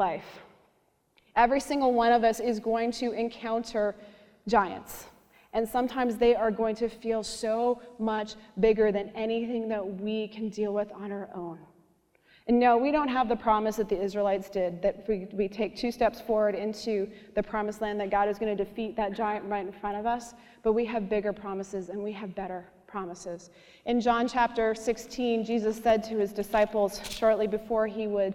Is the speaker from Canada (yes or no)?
yes; Canada; I'm Canadian